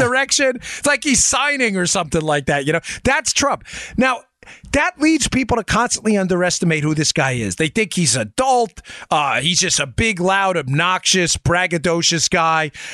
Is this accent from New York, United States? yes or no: yes; New York City, New York, United States; moved away; I spent most of my adult life in Queens, New York.